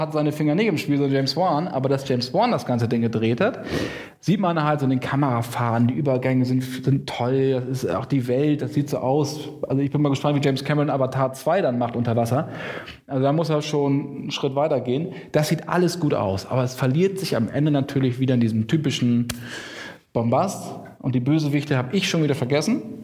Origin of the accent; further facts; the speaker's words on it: Lower Saxony, Germany; moved away; in meiner niedersächsischen Heimat, wo ich aufgewachsen bin